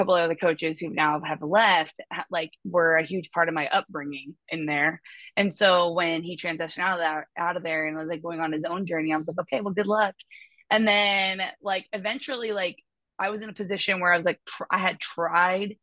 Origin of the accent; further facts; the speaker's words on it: Des Moines, Washington, United States; I'm from the Pacific Northwest, specifically currently residing in Des Moines area. But I've been here my whole life, born and raised